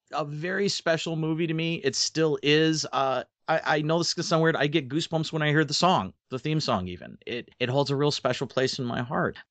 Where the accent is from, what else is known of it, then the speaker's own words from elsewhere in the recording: Alpena, Michigan, United States; where I grew up here in Alpena